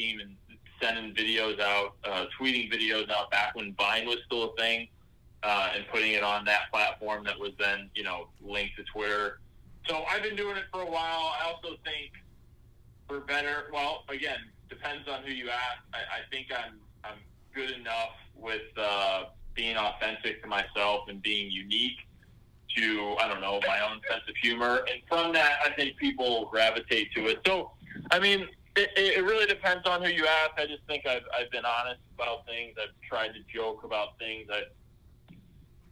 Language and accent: English; United States; as an American whose favorite team plays a couple miles from where I live